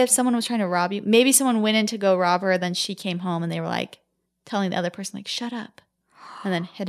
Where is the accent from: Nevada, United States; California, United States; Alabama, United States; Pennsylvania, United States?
Nevada, United States; Las Vegas; I grew up in Las Vegas when I was 9 and my brother was 5. My parents divorced and the house my mom moved into was in a brand new community.